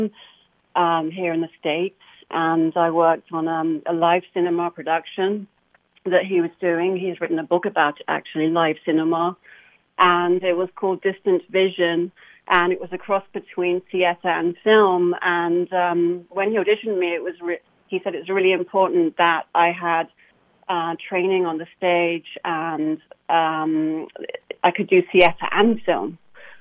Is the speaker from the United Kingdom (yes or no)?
yes; London, United Kingdom; moved away as an adult; also born or lived in Hammersmith, London; now in Los Angeles, United States; I moved to W5 Ealing, where I was raised. And so that's where I'm from